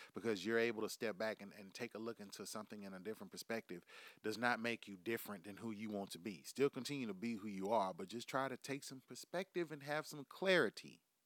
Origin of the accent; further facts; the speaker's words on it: United States; we live in America